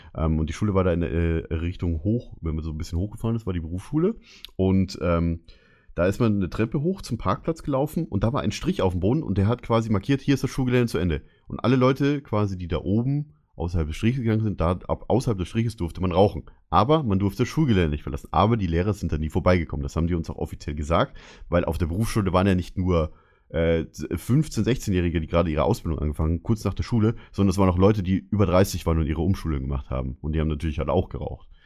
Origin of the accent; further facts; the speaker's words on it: Bavaria, Germany; Ich bin in Bayern aufgewachsen